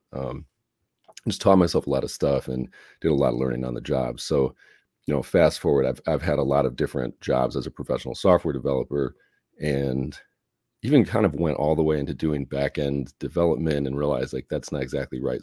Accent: Chicago, Illinois, United States; moved away; I'm from Chicago originally

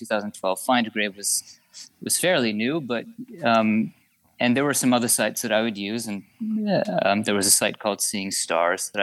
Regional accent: Utah, United States; moved away as an adult; now in California, United States; when I was about 14 or 15 growing up in Utah.

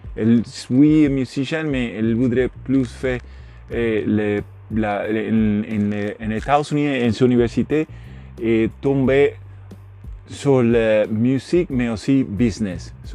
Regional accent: Puerto Rico; French is a second language; yo soy de Puerto Rico, yo soy nean en, en, gran en Puerto Rico

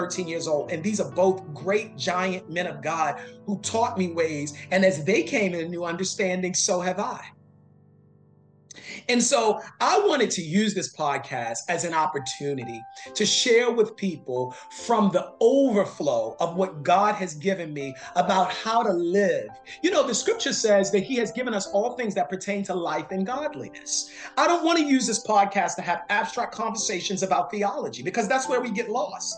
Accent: Baltimore, Maryland, United States; moved away; I am from Baltimore, Maryland, originally

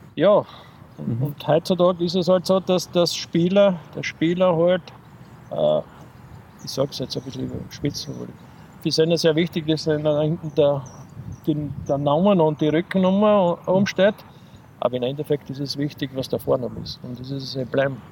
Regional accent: Köflach, Styria, Austria; also born or lived in Linz; habe zuerst als aktiver Fußballer gespielt bei uns in Köflach

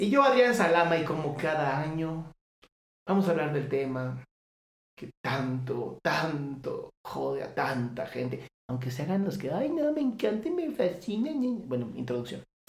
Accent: Mexico

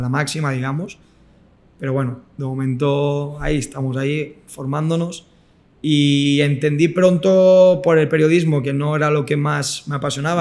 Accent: Rubí, Catalonia, Spain; Estoy en Rubí, que es el club de, mi ciudad, donde yo nací

